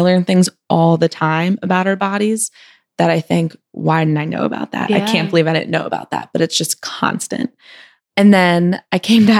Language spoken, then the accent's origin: English; Maryland, United States; moved away as an adult; now in New York, United States; I was born and raised in Maryland. My mom still lives in the house that I grew up in, suburban Maryland, kind of between Baltimore and Annapolis.